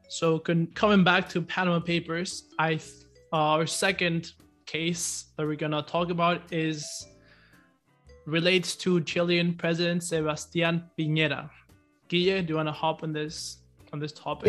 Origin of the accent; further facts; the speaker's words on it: Ecuador; we're both from Ecuador